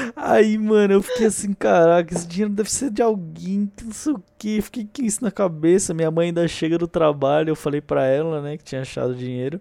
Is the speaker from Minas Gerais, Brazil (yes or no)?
no; São Paulo, Brazil; Como bom paulistano que sou